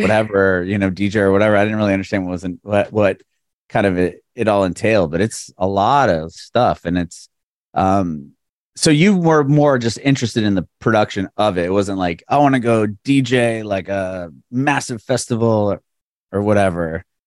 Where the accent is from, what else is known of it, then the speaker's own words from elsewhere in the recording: San Diego, California, United States; moved away as an adult; now in Nashville, United States; I'm originally from San Diego, and uh, a couple years ago we moved to Nashville